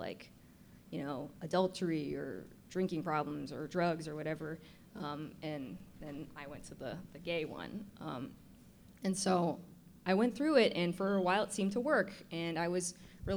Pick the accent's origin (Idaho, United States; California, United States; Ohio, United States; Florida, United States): California, United States; San Francisco; as a kid growing up in San Francisco